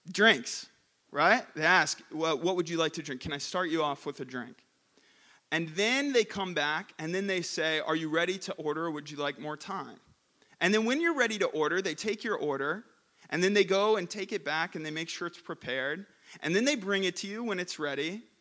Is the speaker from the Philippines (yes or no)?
yes; Philippines; I grew up in the Philippines for seven years, and there are many flavors in the Philippines that are not available here.